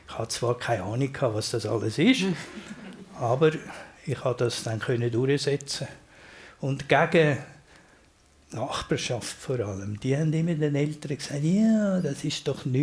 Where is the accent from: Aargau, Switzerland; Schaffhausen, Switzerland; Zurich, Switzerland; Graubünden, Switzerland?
Zurich, Switzerland; ich habe in Hönk gelebt, habe in Hönk die Schule gemacht und habe nachher eine Lehre gefunden als Grafiker an der Bahnhofstraße.